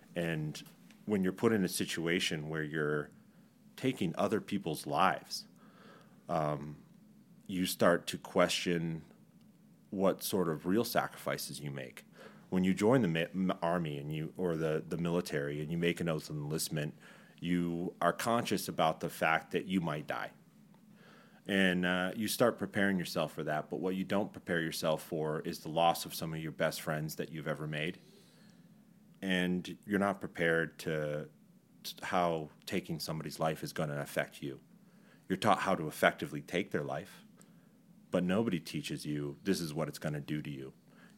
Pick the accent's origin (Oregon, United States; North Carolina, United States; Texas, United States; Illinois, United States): Texas, United States; born there; I was born on Fort Bliss Army Hospital. All my brothers were born on Army hospitals and different Army hospitals all throughout the world.